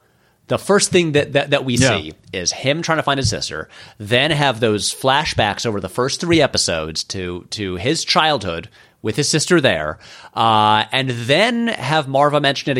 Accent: Ireland; Yes, I'm Irish. I have like pasty pale skin.

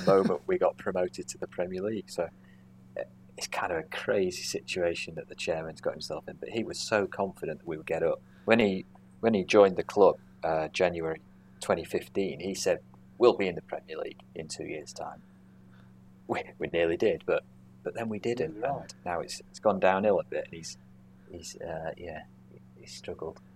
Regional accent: Cheshire, North West England, United Kingdom; growing up in Cheshire

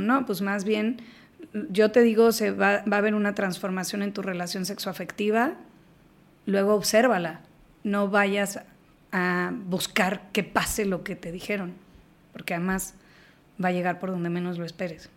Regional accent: Mexico; somos mexicanos

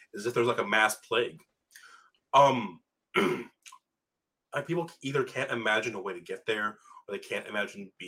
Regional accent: Michigan, United States; I grew up in Michigan, and the old joke was we have two seasons

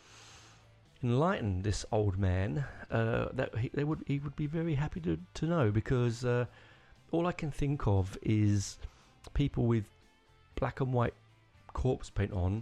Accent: United Kingdom; I'm very British

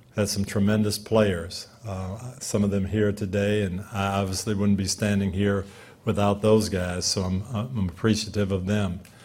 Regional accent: Jackson, Michigan, United States; now in Tampa, United States; I was born in Jackson, Michigan

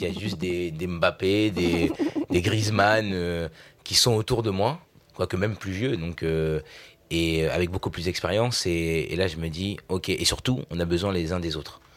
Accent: Vernon, Normandy, France; Je suis né à Vernon, en Normandie

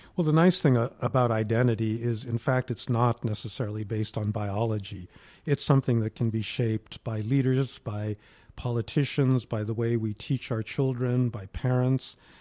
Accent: New York, United States; I grew up in New York, where there wasn't a Asian American community

